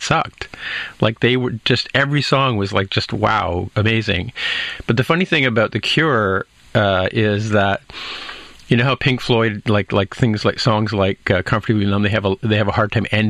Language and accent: English; Canada; as a Canadian